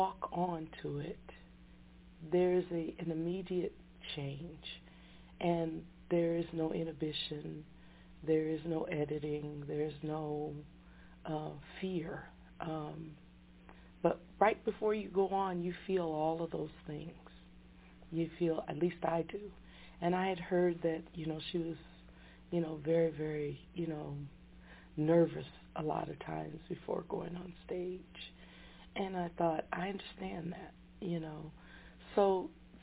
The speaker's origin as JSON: {"language": "English", "town": "Denver", "region": "Colorado", "country": "United States", "tie": "born or raised there", "also_born_or_lived": "Detroit, Michigan", "said": "I grew up in Denver, Colorado."}